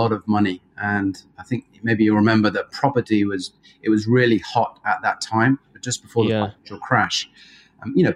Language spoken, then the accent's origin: English; Jersey; moved away as an adult; now in Australia; I was fortunate enough to grow up in Jersey, so not New Jersey